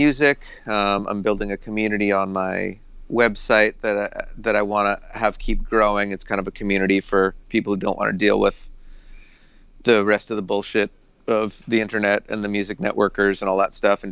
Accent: Boston, Massachusetts, United States; I grew up in, you know, New England

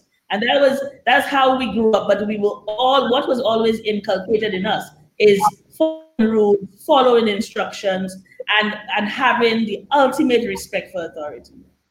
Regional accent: Castries, St. Lucia; also born or lived in La Clery, St. Lucia; As we grew older, we moved to other locations in St. Lucia, but that was where I grew up. I grew up in Castries, the city.

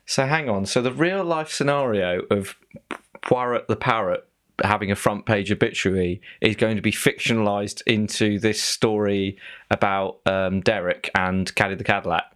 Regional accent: Devon, South West England, United Kingdom; we're both from Devon

